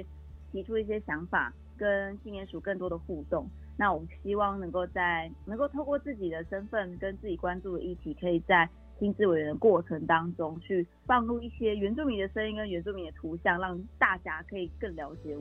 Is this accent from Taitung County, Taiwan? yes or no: yes; Jianhe, Taitung County, Taiwan; 那我是来自台东建和部落的卑南族。